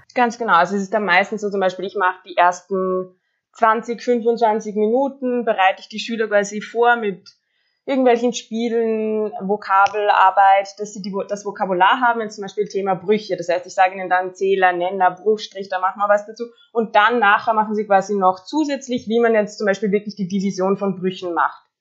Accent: Austria; ich bin aus Österreich

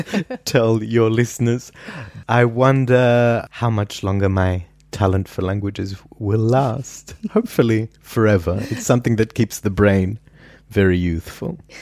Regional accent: Perth, Western Australia, Australia; now in Vienna, Austria; I grew up in Perth, Western Australia, which is the world's most isolated city

